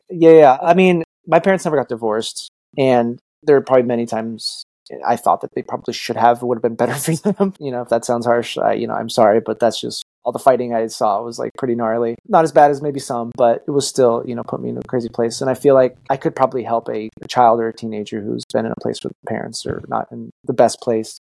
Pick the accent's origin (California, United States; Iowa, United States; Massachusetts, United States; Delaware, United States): California, United States; Los Angeles; I'm from Los Angeles